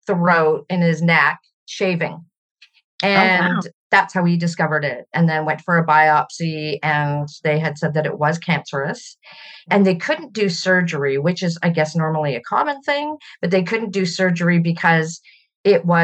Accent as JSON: {"language": "English", "region": "British Columbia", "country": "Canada", "tie": "born or raised there", "also_born_or_lived": "Ontario, Canada", "said": "So I was born in Ontario, Canada. And when I was 3 years old, my dad moved our family out west to British Columbia"}